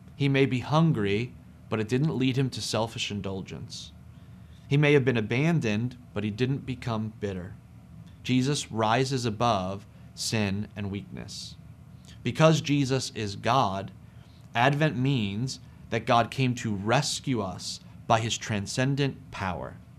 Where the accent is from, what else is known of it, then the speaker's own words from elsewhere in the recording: Ewing, United States; I grew up in Ewing and our homes were pretty close to each other.